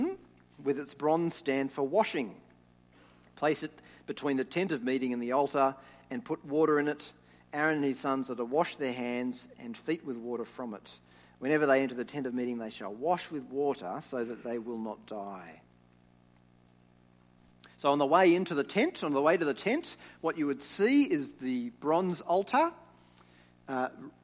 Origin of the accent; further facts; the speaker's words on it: Sydney, New South Wales, Australia; When I was growing up in New South Wales, we would go camping as a family